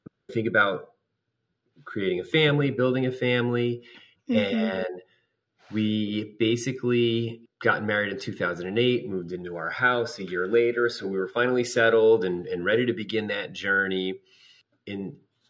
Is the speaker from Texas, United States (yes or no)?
no; New Jersey, United States; I am from New Jersey.